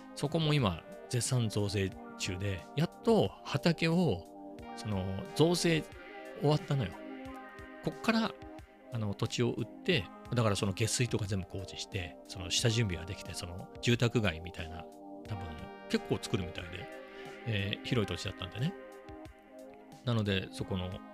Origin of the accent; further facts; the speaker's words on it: Ibaraki, Japan; 僕の地元は茨城ですけど、あの、生まれ育ったのはね。